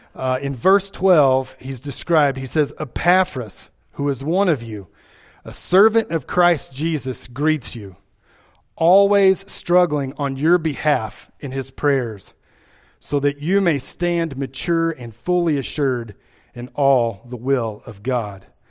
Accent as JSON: {"language": "English", "region": "Kentucky", "country": "United States", "tie": "born or raised there", "accent": "Appalachian", "moved": "as an adult", "lives_now": "Iowa, United States", "said": "I grew up in Kentucky"}